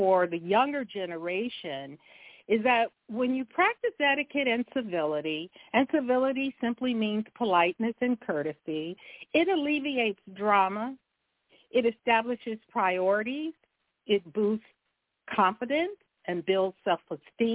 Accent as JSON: {"language": "English", "town": "Compton", "region": "California", "country": "United States", "tie": "born or raised there", "said": "I grew up in Compton, California"}